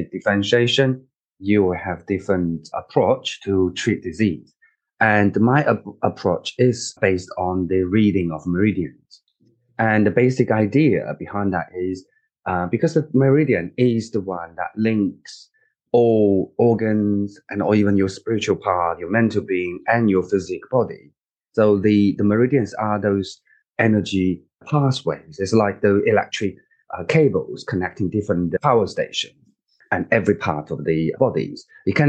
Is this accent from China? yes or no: yes; China; moved away as an adult; now in United Kingdom; I grew up and I was born in China